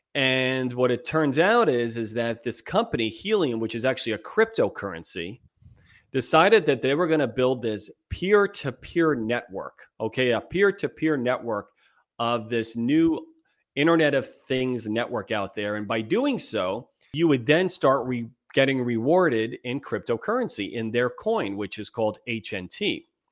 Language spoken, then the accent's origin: English; East Coast, United States; moved away as an adult; also born or lived in New York; now in San Diego, United States; We're both from the East Coast. We've been out here since two thousand two, out in beautiful San Diego, California